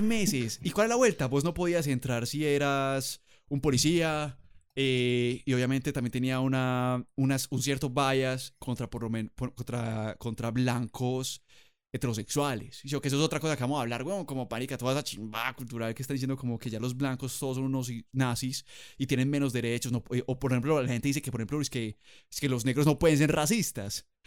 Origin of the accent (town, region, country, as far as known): Colombia